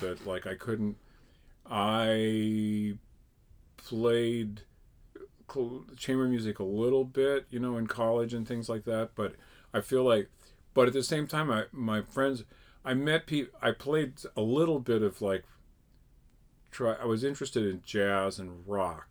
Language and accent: English; Connecticut, United States; I grew up in Connecticut.